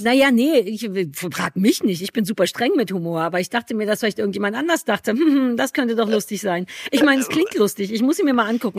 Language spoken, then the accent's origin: German; Germany; ich komme ja aus der DDR.